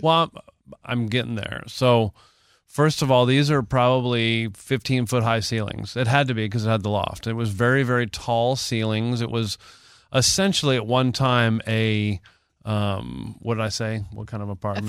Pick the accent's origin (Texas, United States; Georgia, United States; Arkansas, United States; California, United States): Texas, United States; I'm from the South. I've lived in Texas most of my life